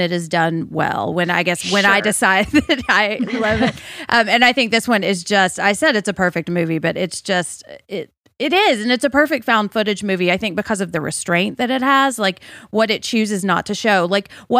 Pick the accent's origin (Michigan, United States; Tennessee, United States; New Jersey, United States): Tennessee, United States; Nashville; growing up in Nashville